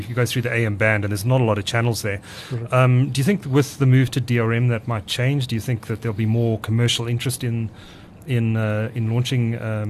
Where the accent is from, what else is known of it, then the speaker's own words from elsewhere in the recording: KwaZulu-Natal, South Africa; I grew up in KwaZulu-Natal